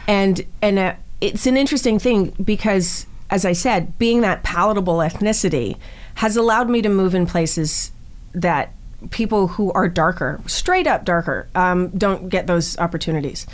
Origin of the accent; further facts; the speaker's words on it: Canada; I'm Canadian